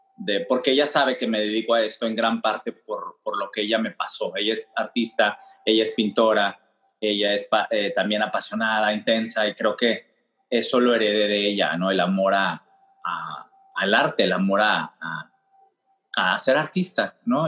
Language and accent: Spanish; Mexico; now in New York, United States; siendo un hombre mexicano, abiertamente gay